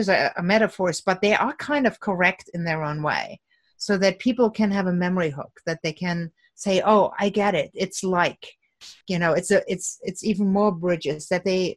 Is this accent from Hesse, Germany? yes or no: no; Cologne, North Rhine-Westphalia, Germany; moved away; Cologne, which is my hometown